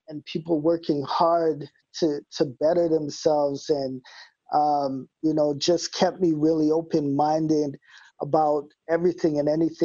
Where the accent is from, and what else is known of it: Winnipeg, Manitoba, Canada; born or raised there